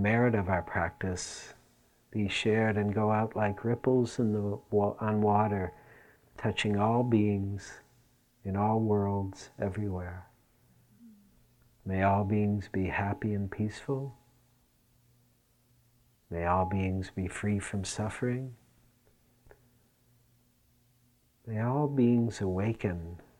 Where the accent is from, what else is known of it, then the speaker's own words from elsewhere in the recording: Detroit, Michigan, United States; it was in Detroit, growing up in Detroit